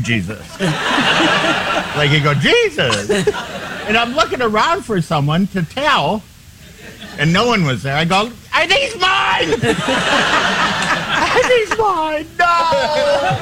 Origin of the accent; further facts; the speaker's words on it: Minneapolis, Minnesota, United States; That's my hometown.